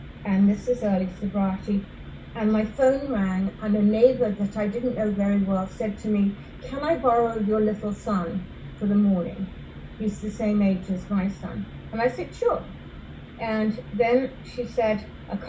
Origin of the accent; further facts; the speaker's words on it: England, United Kingdom; moved away; also born or lived in London; I grew up in England